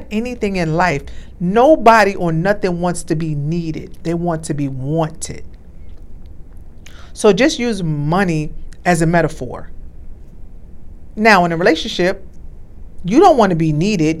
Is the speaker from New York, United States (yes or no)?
yes; New York, United States; moved away; I'm from New York